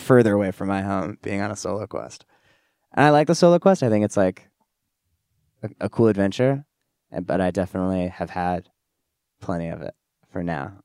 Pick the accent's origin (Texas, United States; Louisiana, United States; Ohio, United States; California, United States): California, United States; Orange County; moved away as an adult; now in Los Angeles, United States; I moved from Orange County up to L A, for college, like, my family moved as well